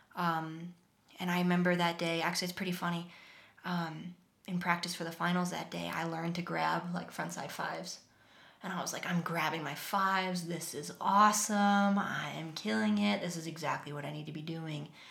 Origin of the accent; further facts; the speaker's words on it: Vermont, United States; that was my life growing up. I grew up upstairs from a pizza place